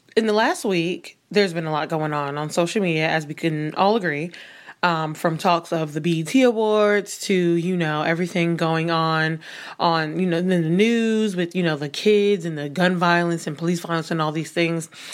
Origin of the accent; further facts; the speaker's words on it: New York City, New York, United States; somebody who grew up, born and raised in New York City